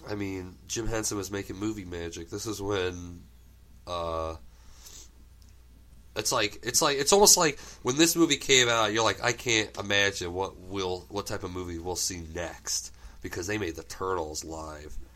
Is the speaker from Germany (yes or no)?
yes; Germany; English is a second language; I grew up in Germany, and one of the first American things I ever got was the first like two or three videotapes of the turtles.